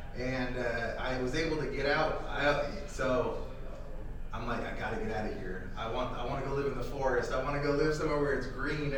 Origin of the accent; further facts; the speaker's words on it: Phoenix, Arizona, United States; I'm born and raised here in Phoenix, Arizona